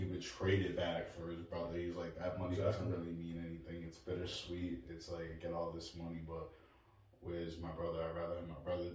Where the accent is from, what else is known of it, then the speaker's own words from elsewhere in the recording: New Bedford, Massachusetts, United States; we come from New Bedford